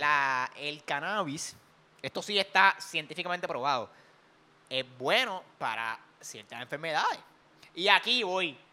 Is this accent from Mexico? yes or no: no; Puerto Rico; como los boricuas